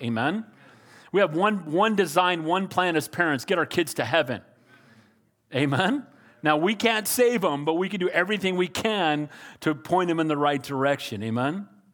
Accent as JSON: {"language": "English", "country": "United States", "said": "I'm a Christian far before I'm an American"}